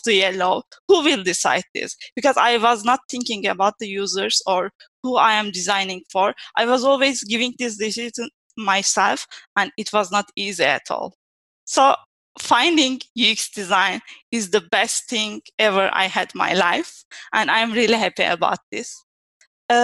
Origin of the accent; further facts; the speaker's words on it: Turkey; moved away as an adult; also born or lived in Istanbul, Turkey; now in Italy; I'm from Turkey, but I live in Italy for almost 7 years now